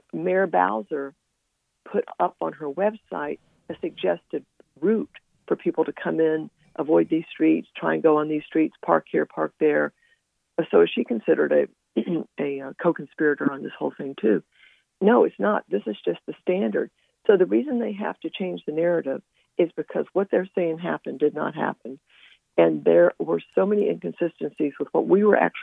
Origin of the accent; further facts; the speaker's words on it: Northern Virginia, United States; We're from the Northern Virginia area